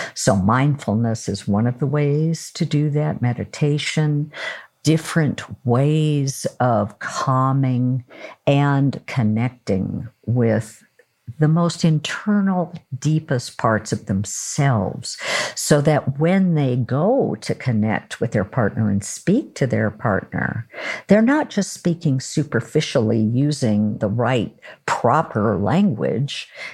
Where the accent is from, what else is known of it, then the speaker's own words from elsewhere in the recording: Oregon, United States; I'm from Oregon